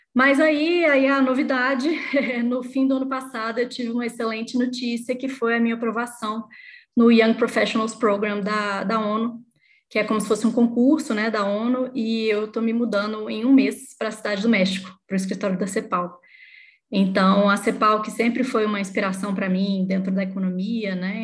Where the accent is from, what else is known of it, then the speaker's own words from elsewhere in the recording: Belo Horizonte, Minas Gerais, Brazil; eu sou mineira de Belo Horizonte